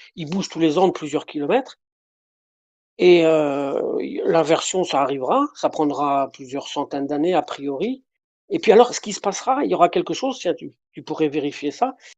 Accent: Brittany, France; je suis de Bretagne

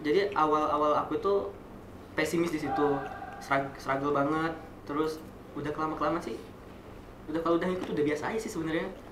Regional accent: Kalianda, Lampung, Indonesia; moved away as an adult; now in Bandung, Indonesia; aku juga nggak dari Bandar Lampung karena aku dari Kalianda

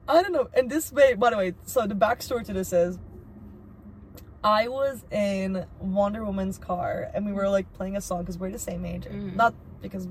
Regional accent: Turkey; now in United States; I grew up in Turkey

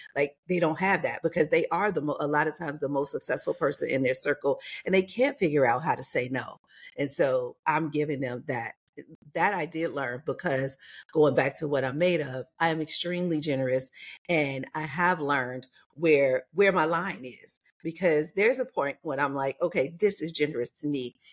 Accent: Chicago, Illinois, United States; moved away as an adult; also born or lived in New York / Los Angeles / Atlanta / Mississippi; now in Las Vegas, United States; I grew up in Chicago

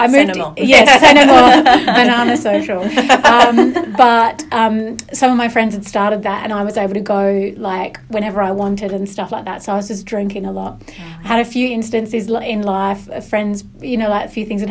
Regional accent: the north of England, United Kingdom; now in Perth, Australia; I'm from Northern England, which is definitely seen as like a lower class, a working class place

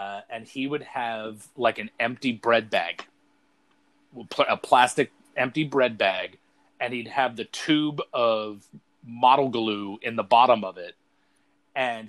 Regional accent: Brunswick, Maine, United States; my hometown here in Brunswick

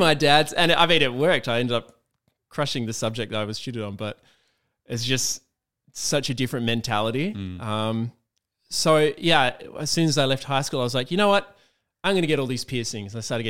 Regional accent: Perth, Western Australia, Australia; like where I was in coming from Perth, which, you know, is just such a small place compared to Sydney

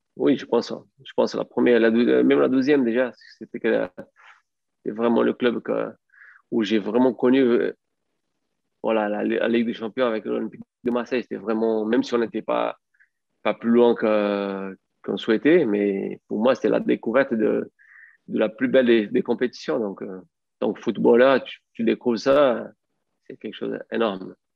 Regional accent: Brazil; French is a second language; moved away as an adult; also born or lived in France; je rentre au Brésil

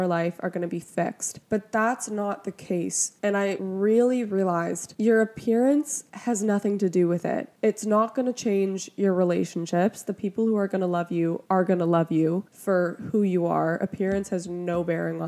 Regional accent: Toronto, Ontario, Canada; I'm from Toronto

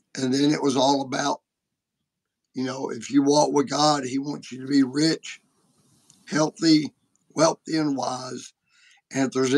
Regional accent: United States; I'm an American.

